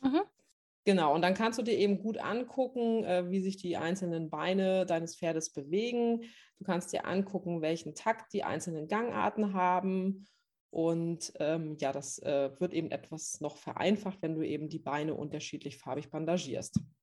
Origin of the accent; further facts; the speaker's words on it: Northern Germany, Germany; moved away as an adult; ich bin vor zweieinhalb Jahren nach Norddeutschland in meine alte Heimat zurückgezogen